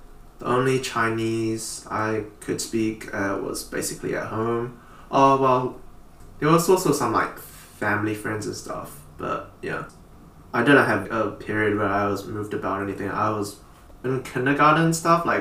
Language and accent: English; Auckland, New Zealand; we grew up here, right? And we were born and raised here.